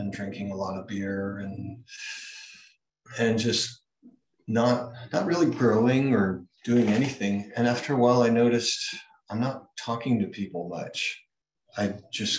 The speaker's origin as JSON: {"language": "English", "region": "Hawaii", "country": "United States", "tie": "born or raised there", "said": "I was born in Hawaii"}